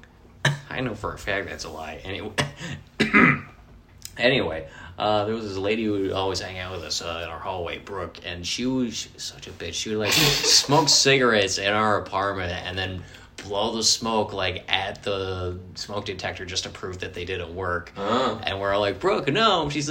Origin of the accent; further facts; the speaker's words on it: Connecticut, United States; Yeah, right? I'm from Connecticut. Yeah. And all this happened when I was in New Hampshire.